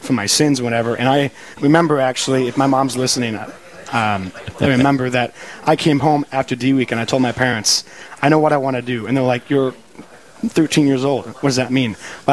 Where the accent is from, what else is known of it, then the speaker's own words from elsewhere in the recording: Crookston, Minnesota, United States; also born or lived in Bismarck, North Dakota; I grew up in Crookston